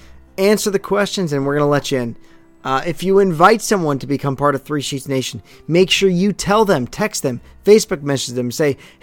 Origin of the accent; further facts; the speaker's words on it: St. Louis, Missouri, United States; now in New Jersey, United States; growing up in St. Louis.